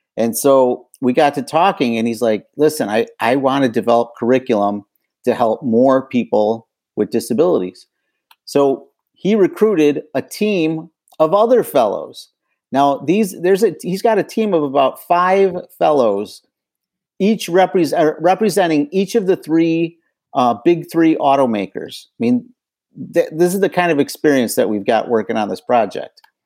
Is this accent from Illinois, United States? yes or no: yes; Chicago, Illinois, United States; now in Detroit, United States; I'm originally from Chicago